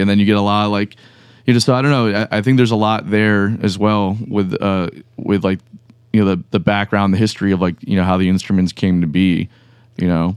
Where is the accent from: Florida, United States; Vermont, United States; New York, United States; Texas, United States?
Florida, United States; Broward County, South; first language Spanish; English is a second language; also born or lived in Miami; now in Jacksonville, United States; we moved to Broward County when I was very young.